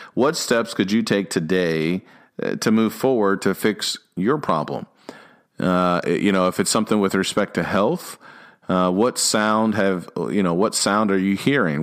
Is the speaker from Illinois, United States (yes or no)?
yes; Illinois, United States; also born or lived in Dallas area, Texas; now in Dallas, United States; I grew up in Illinois, so I'm used to the cold